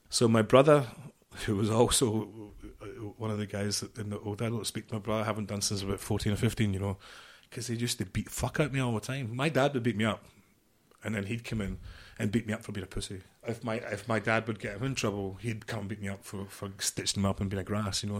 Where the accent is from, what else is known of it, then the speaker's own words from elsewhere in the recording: just outside Glasgow, Scotland, United Kingdom; I'm from Scotland, just outside Glasgow